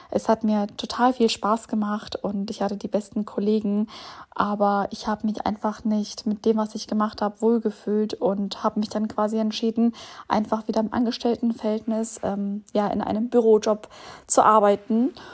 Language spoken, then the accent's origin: German; Bielefeld, North Rhine-Westphalia, Germany; now in Würzburg, Germany; denn ich komme ursprünglich aus Bielefeld, wohne aber seit jetzt ungefähr elf Jahren in Würzburg.